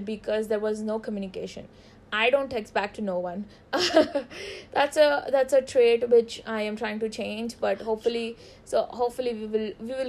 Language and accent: English; India; we are Indian